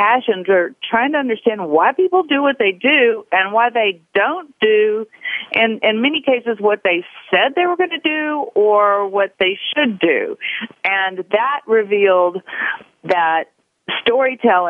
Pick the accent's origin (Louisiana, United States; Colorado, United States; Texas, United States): Louisiana, United States; Shreveport; moved away as an adult; also born or lived in New Orleans / Australia; I was born in Shreveport, Louisiana